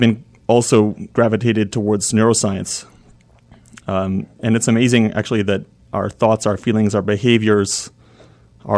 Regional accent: Vancouver, British Columbia, Canada; moved away as an adult; also born or lived in Baltimore; now in Chapel Hill, United States; I grew up in Vancouver and did my training, first training there

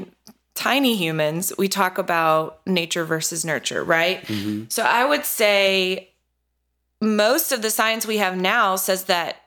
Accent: North Carolina, United States; I grew up in North Carolina. I've lived here my whole life

